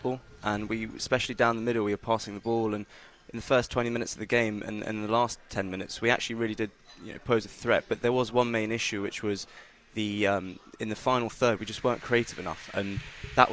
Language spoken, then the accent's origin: English; London, United Kingdom; also born or lived in Egypt; I was born in Egypt, but grown up in the last 20 years and live in London